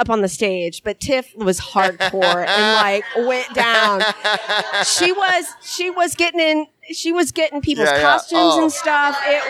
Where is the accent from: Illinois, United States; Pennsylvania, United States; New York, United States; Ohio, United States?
Ohio, United States; I'm from Ohio.